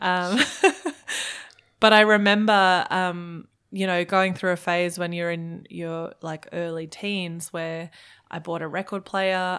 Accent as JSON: {"language": "English", "country": "Germany", "tie": "born or raised there", "also_born_or_lived": "Melbourne, Australia", "moved": "yes", "lives_now": "Brisbane, Australia", "said": "I was born in Germany."}